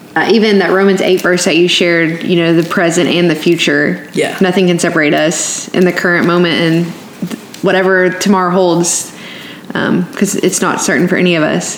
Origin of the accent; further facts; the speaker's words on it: Texas, United States; moved away as an adult; now in Memphis, United States; I know we're both from Texas, and we're both sitting in Memphis now